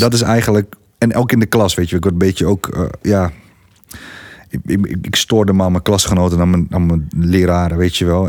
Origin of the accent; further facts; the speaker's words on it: Gorinchem, South Holland, Netherlands; ik kom uit Gorkum